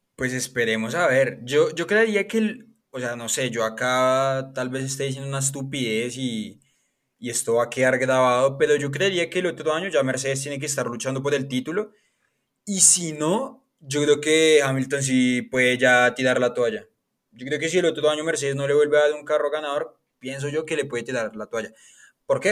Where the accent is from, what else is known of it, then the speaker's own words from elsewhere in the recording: Colombia; soy colombiano